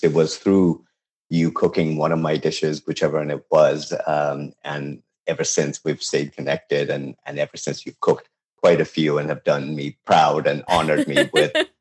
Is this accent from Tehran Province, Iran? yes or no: yes; Tehran, Tehran Province, Iran; English is a second language; also born or lived in Babol; now in United States; I was born and raised in Tehran